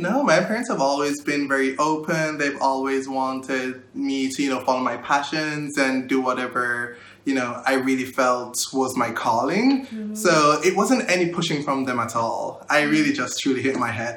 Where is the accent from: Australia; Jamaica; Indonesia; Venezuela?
Jamaica; Kingston; moved away as an adult; I was born and raised in Kingston, Jamaica